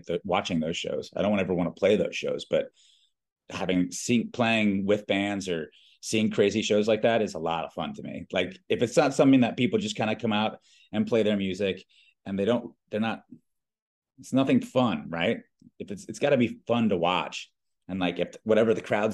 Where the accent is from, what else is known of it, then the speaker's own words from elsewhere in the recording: Reston, Virginia, United States; moved away as an adult; also born or lived in Richmond, Virginia; now in Costa Rica; I grew up in a really small town in Northern Virginia. Actually, all of … grew up in the same town, a place called Reston.